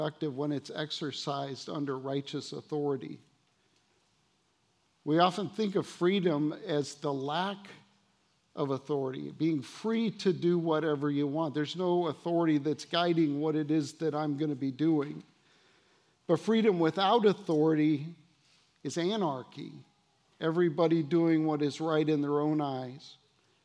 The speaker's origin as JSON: {"language": "English", "country": "United States", "said": "our American culture"}